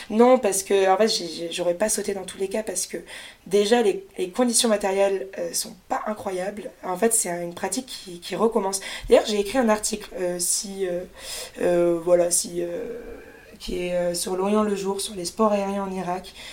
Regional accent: France; En plus, moi, je suis française, donc euh, quand même, comme dans tout pays, il y a des restrictions

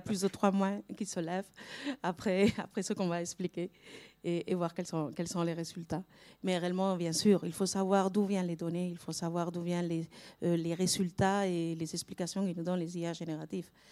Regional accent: Spain; French is a second language; pas française, je suis espagnole

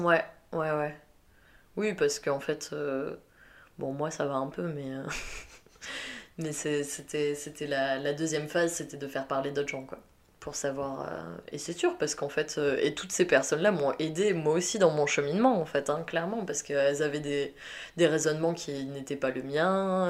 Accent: south-west France, France; moved away as an adult; also born or lived in Belgium; je viens du sud-ouest de la France

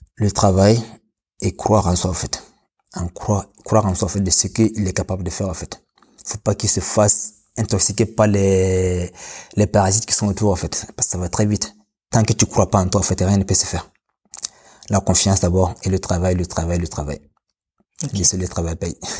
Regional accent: Burkina Faso; moved away as an adult; now in France; je suis né au Burkina Faso

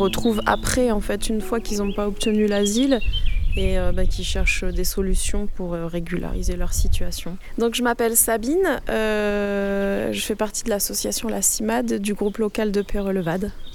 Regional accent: Mauritania; moved away as an adult; now in France; je suis mauritanienne

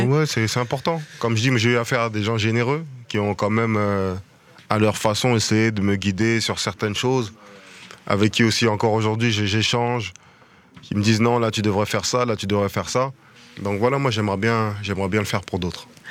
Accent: France; also born or lived in Kinshasa, DR Congo (country of origin); nous les Français, nous les Européens

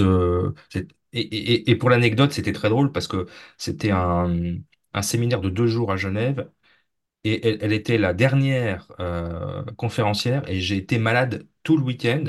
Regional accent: Brittany, France; je suis français, mais je viens de, la région bretonne, donc pas très loin de la région bretonne

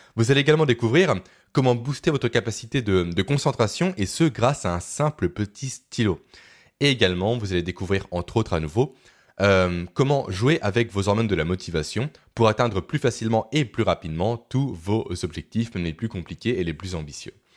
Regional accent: Beaune, Bourgogne-Franche-Comté, France; ma ville natale de Beaune

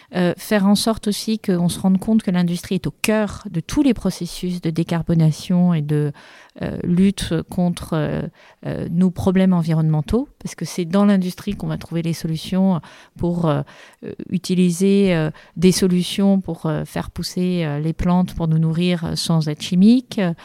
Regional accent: France; en tant que Français

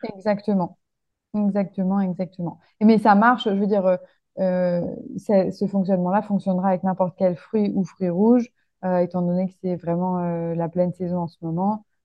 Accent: Lyon, Auvergne-Rhône-Alpes, France; je suis originaire de Lyon

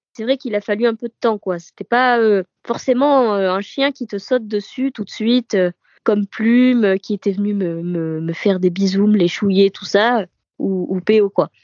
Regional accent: Provence-Alpes-Côte d'Azur, France; moved away as an adult; now in Boulogne-Billancourt, France; je viens du sud de la France, de la Côte d'Azur précisément et je suis sur Paris depuis cinq ans

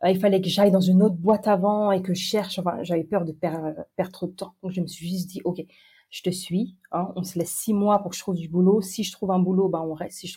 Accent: France; moved away as an adult; also born or lived in Orléans / Paris; now in Hong Kong; je suis française.

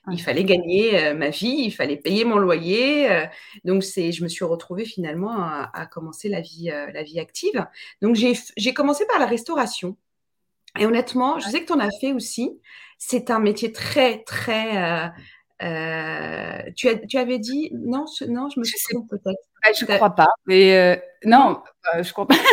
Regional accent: Tunisia; also born or lived in France; j'ai été euh, trimballée entre euh, la Tunisie, mon pays d'origine, que j'adore, et je sais qu'il y a des Tunisiens aujourd'hui, donc je les salue

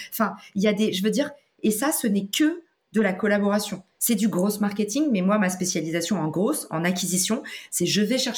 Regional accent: United States; French is a second language; now in France; Et souvenez-vous, moi, je viens des US. J'ai atterri en France, je me suis craché en France et je connais personne qui est entrepreneur

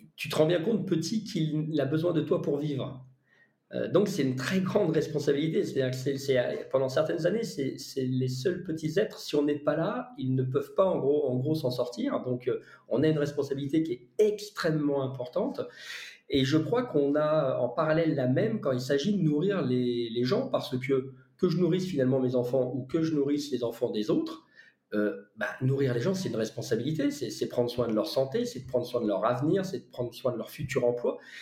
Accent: Lyon, Auvergne-Rhône-Alpes, France; j'ai grandi à Lyon également

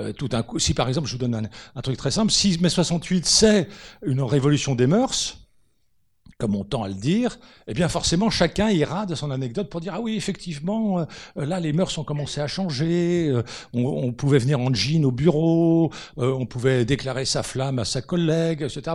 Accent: France; on est français et qu'on a un mode de raisonnement franco-français

